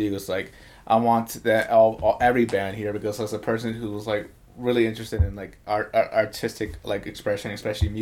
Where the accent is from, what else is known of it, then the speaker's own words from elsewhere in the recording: Atlanta, Georgia, United States; moved away; I'm from Atlanta.